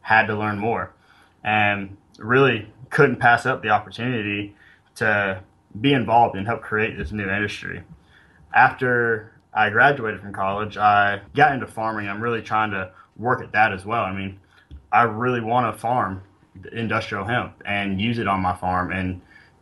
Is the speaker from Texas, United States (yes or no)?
no; Gilbert, South Carolina, United States; also born or lived in Charleston, South Carolina; I'm from South Carolina, born and raised here.